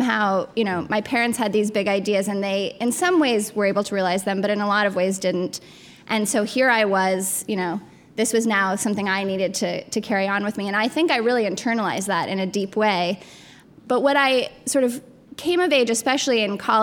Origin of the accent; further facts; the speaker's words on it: Colorado Springs, Colorado, United States; I grew up in Colorado Springs, Colorado, which is a really religiously conservative town.